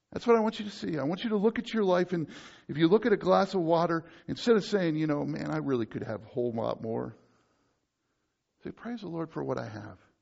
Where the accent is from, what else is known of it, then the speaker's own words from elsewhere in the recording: United States; me as an American